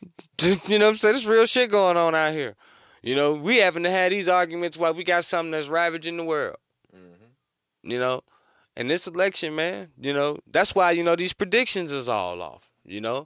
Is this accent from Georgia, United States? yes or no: no; North Carolina, United States; moved away; I'm from North Carolina